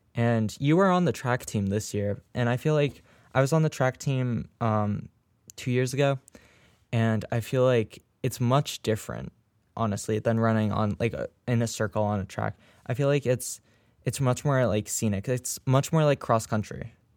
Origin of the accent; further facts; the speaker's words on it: New England, United States; the team that me and Charlie, um, root for, the, the Red Sox, um, because we're from New England